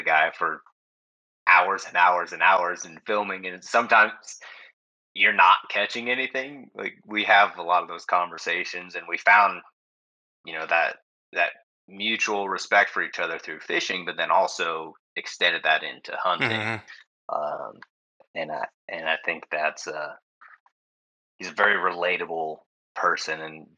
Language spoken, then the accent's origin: English; West Coast, still lives in Idaho, United States; I'm from the West Coast. I live in the Pacific Northwest